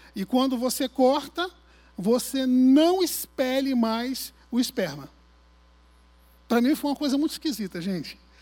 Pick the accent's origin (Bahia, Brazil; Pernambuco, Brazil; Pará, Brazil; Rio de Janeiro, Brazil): Rio de Janeiro, Brazil; Arraial do Cabo; Eu nasci em Cabo Frio, fui criado em Arraial do Cabo